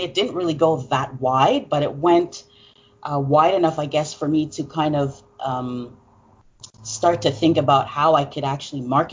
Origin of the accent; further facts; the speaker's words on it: Montreal, Quebec, Canada; I'm from Montreal, Canada